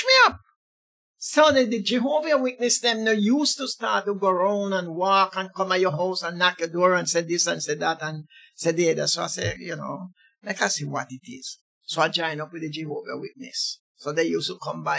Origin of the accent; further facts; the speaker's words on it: Woodland District, Saint Elizabeth, Jamaica; moved away as an adult; now in London, United Kingdom; I was born in Jamaica, St. Elizabeth, Woodland District